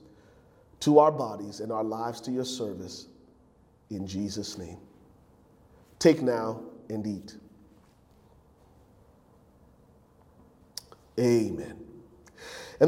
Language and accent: English; Liberia; moved away; growing up in Liberia as a young man and having our family devotions on the Sunday mornings.